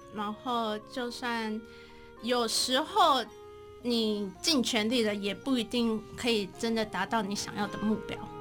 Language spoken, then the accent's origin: Chinese; Taichung, Taiwan; 我台中人